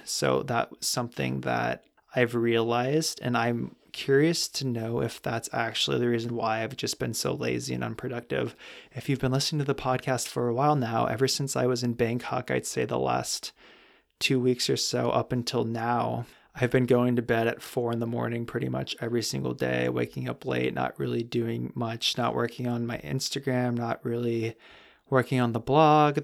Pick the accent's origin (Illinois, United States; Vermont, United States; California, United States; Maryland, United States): California, United States; growing up in California